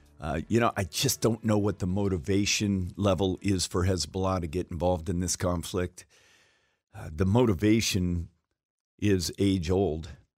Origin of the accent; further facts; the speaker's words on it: Fairbanks, Alaska, United States; moved away; I was raised in Alaska, you know, from being from Isleson, spending time in Isleson Air Force Base in Fairbanks, Alaska